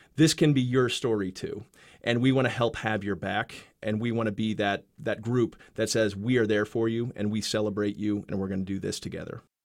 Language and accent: English; Wichita, Kansas, United States; I grew up in Wichita, and, uh, I really loved being from here. Loved growing up here. I was an East Side kid.